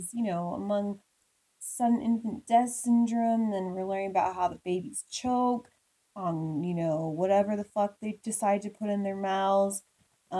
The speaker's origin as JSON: {"language": "English", "region": "Midwest", "country": "United States", "tie": "born or raised there", "said": "I grew up in the Midwest"}